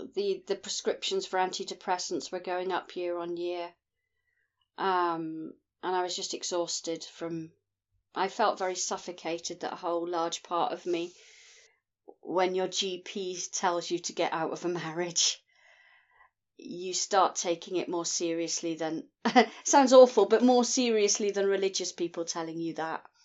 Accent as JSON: {"language": "English", "region": "Scotland", "country": "United Kingdom", "said": "I'm from Scotland in the United Kingdom"}